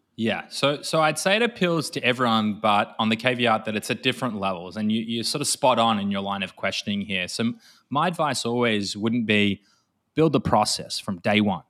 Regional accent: Australia; accent: Australian; moved away as an adult; now in Tel Aviv, Israel; despite my accent being Australian, I'm sat in Israel, in Tel Aviv.

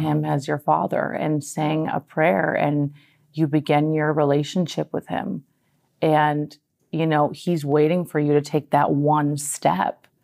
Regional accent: Minnesota, United States; now in California, United States; I'm a girl from Minnesota. I moved to California

